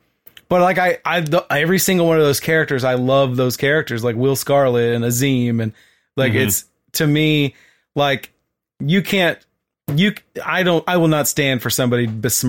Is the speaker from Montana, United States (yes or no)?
no; Texas, United States; And I remember growing up in Brazoria County, there was a theater in Lake Jackson, Texas, called the Lake Theater.